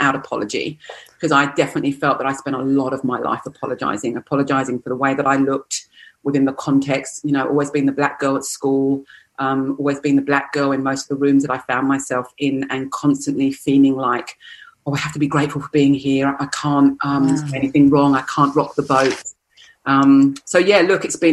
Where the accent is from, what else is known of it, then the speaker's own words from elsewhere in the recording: England, United Kingdom; moved away as an adult; now in Australia; growing up in England